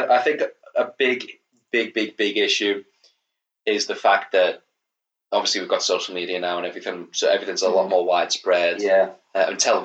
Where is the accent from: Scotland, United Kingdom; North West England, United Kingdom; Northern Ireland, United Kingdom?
North West England, United Kingdom; Liverpool; accent: Scouse; my accent is going to go very, very Scouse now because I'm talking about when I went to school